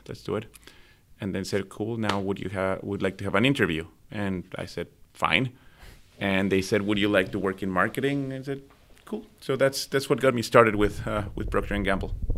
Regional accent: Mexico City, Mexico; also born or lived in Midwest, United States / Cincinnati, United States / Guangzhou, China; now in Vancouver, Canada; I was born in Mexico City

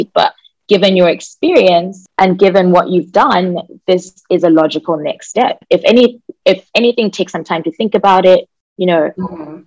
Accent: Zimbabwe; I'm from Zimbabwe

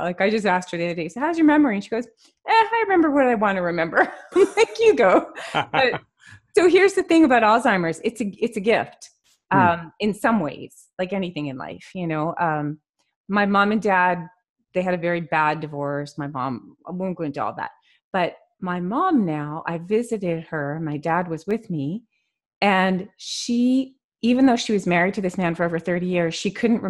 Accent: Montreal, Quebec, Canada; moved away; Montreal, Canada.

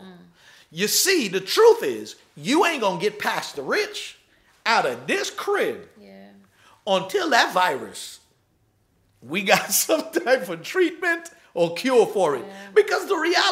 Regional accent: New York City, New York, United States; I was raised in New York.

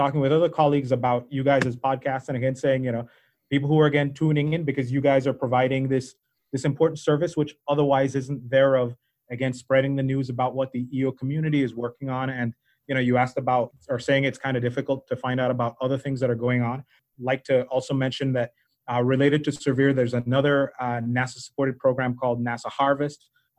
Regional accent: Belize; You might not be able to tell from my accent. I'm actually originally from Belize, and so that's one thing.

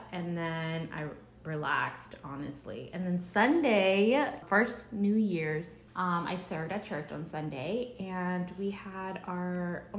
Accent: Frederick, Maryland, United States; I grew up in Frederick.

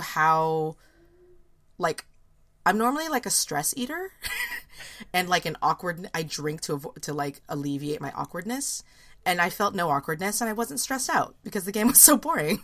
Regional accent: United States; as an American

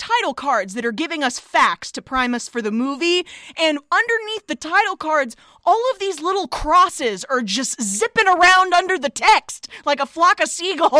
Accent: United States; We're from that country.

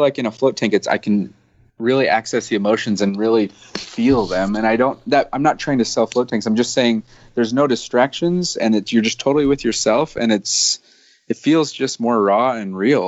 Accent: United States; I'm typical American

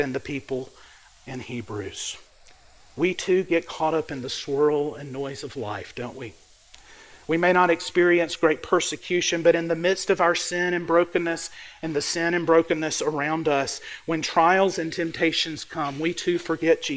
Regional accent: Mississippi Delta, United States; I grew up in the Mississippi Delta. I grew up in a farm town, a small town

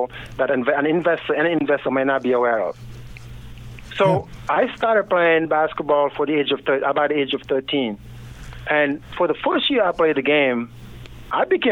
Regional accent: Senegal; moved away; also born or lived in Kansas, United States; I was born and raised in Senegal, West Africa

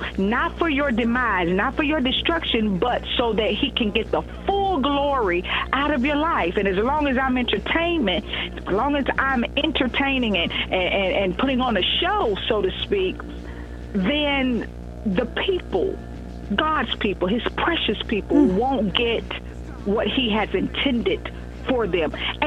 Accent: Eastern North Carolina, United States

